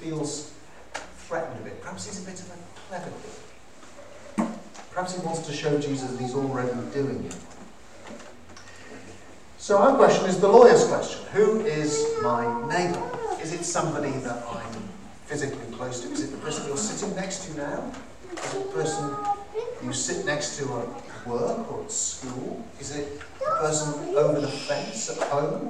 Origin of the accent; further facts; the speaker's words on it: Cardiff, Wales, United Kingdom; I'm from Cardiff